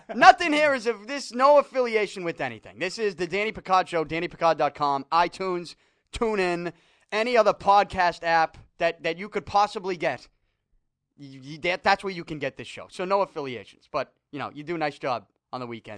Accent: Boston, Massachusetts, United States; accent: Boston; I'm from Salty

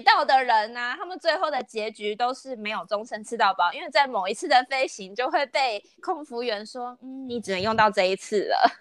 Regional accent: Taiwan; 我们台湾人都是注，比较注重实用性

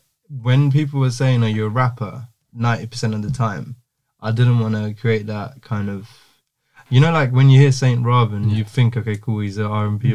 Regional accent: Jaffna, Northern Province, Sri Lanka; in Jaffna, for example, my hometown, where it's not really a thing that happens.

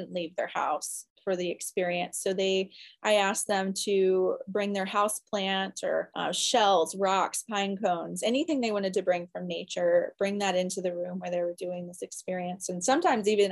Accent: Florida, United States; I grew up in Florida near the ocean.

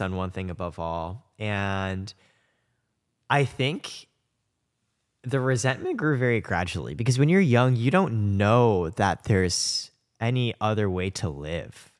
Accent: Indiana, United States; I grew up in Indiana

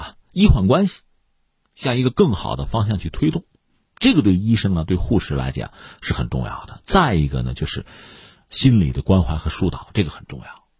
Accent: China; 这难道是我们中国人发明的吗？

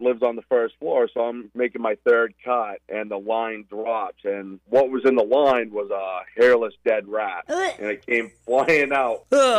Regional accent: Berwick, Maine, United States

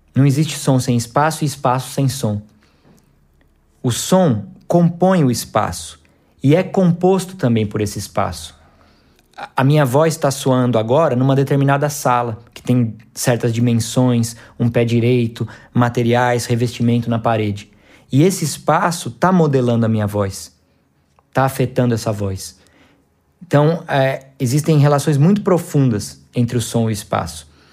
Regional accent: Campinas, São Paulo, Brazil; moved away as an adult; also born or lived in Goiás (city), Goiás; now in Goiás, Brazil; nascido na cidade de Campinas, São Paulo, e atualmente vivo na cidade de Goiás

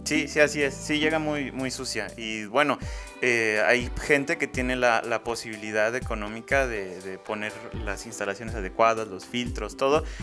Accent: Mexico; como mexicanos

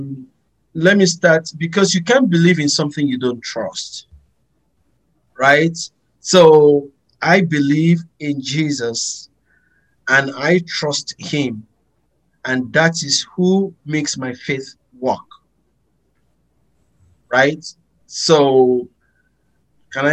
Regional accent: Abeokuta, Ogun State, Nigeria; born in Nigeria, Western Nigeria, from a town called Abeokuta. Meaning means of the city, a city under the rock, because once you enter the city, you see rocks everywhere, and there is a symbol to that. So I grew up there.

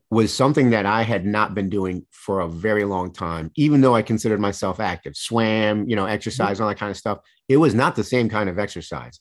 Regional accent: Michigan, United States; I grew up in Michigan

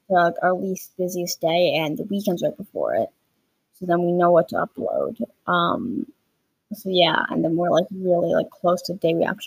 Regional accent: Canada; I'm Canadian

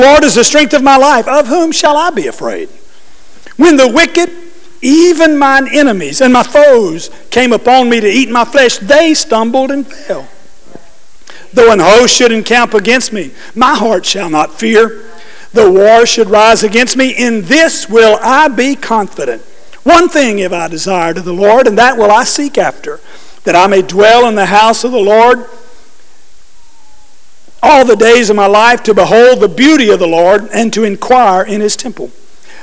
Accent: New Orleans, Louisiana, United States; moved away; my home state, New Orleans

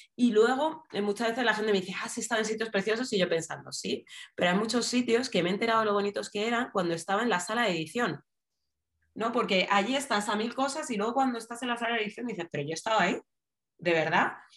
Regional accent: Madrid, Community of Madrid, Spain; now in Alcorcón, Spain; nací en 1981, soy, eh, nací en Madrid, eh, vivo en Alcorcón

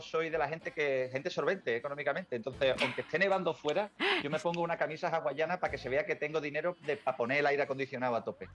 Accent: Spain; como español, europeo

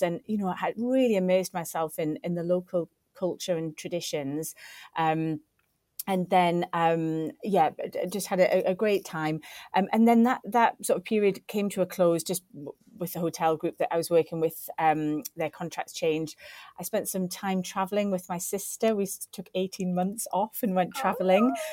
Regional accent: Newcastle upon Tyne, North East England, United Kingdom; moved away as an adult; also born or lived in Sheffield; I didn't necessarily want to go back to my hometown. I wanted to kind of, my wings had been opened as I left Newcastle to go to university at Sheffield Hallam.

